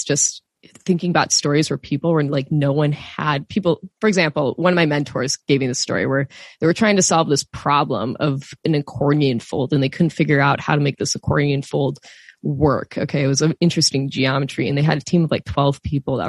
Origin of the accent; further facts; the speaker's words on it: Wisconsin, United States; I grew up in Wisconsin, so surrounded by farms.